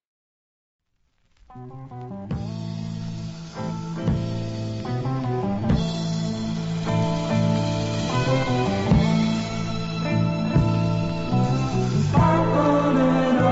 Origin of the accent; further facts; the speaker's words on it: Los Angeles, California, United States; also born or lived in Durango, Mexico; I was born in East Los Angeles, and I grew up there in the Maravilla projects